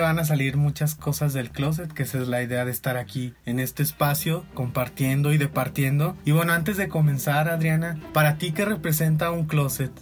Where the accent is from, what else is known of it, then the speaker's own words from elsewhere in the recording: Guadalajara, Jalisco, Mexico; yo soy de Guadalajara.